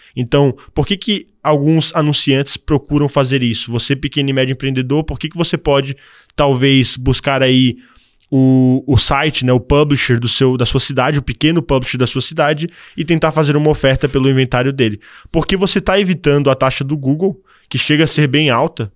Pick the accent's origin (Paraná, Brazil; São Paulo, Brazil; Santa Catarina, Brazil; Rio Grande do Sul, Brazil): Santa Catarina, Brazil; Florianópolis; also born or lived in Canada; eu sou natural de Floripa